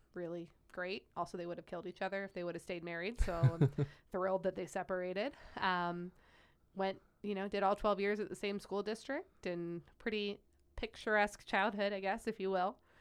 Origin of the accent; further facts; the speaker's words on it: Wadsworth, Ohio, United States; also born or lived in Las Vegas, Nevada; I grew up in Wadsworth, Ohio